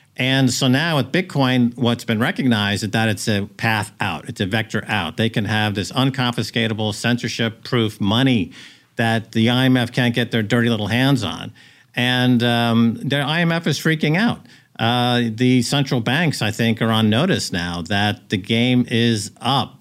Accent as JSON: {"language": "English", "country": "United States", "also_born_or_lived": "Europe", "moved": "as an adult", "lives_now": "El Salvador", "said": "As an American"}